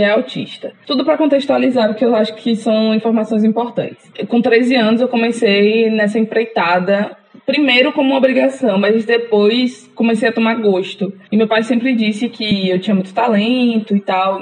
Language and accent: Portuguese; Valença, Bahia, Brazil; moved away as an adult; now in Maceió, Brazil; Eu sou de Valença, do interior da Bahia